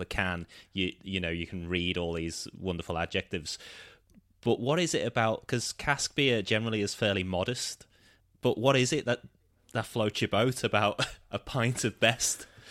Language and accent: English; Liverpool, North West England, United Kingdom; my hometown, Liverpool